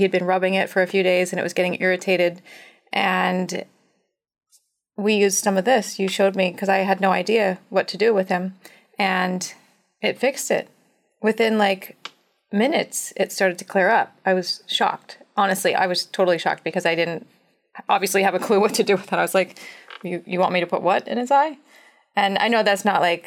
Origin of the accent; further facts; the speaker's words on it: Montana, United States; I grew up in Montana